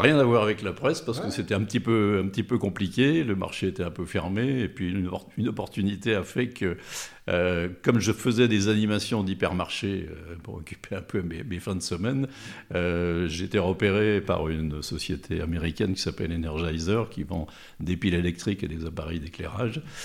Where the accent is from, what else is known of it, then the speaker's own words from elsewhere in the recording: Thonon-les-Bains, Auvergne-Rhône-Alpes, France; also born or lived in Lyon; je suis né à Tonon, euh, alors en plein centre de la Grande Rue, donc je ne peux pas être plus tononné